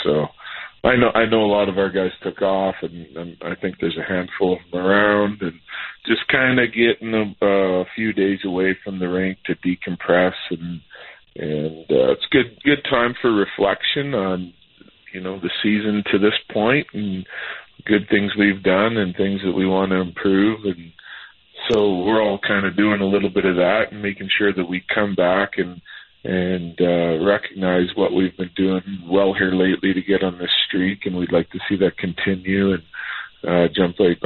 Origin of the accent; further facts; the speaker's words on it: Saskatchewan, Canada; now in Denver, United States; I grew up in Saskatchewan, so that smells everywhere